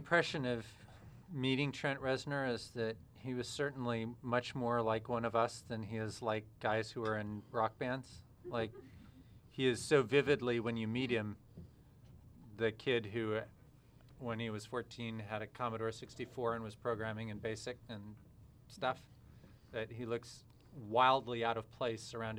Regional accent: Texas, United States; I come from Texas

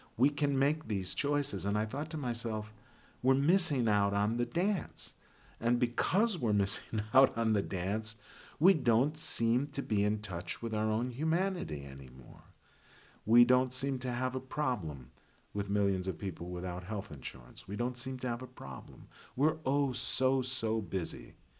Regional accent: Chicago, Illinois, United States; I am from Chicago

